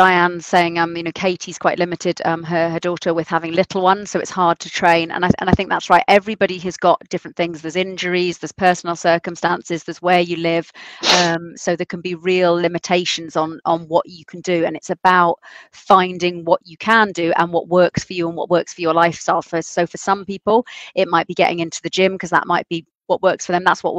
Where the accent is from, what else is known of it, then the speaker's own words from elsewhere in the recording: South East England, United Kingdom; I am from Sussex. There's the South Downs, so then they're not flat